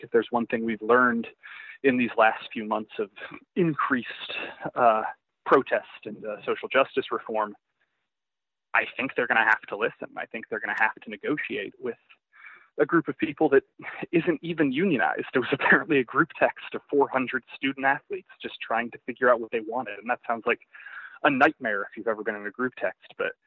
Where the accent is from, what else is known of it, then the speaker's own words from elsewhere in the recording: the South, United States; I grew up in the South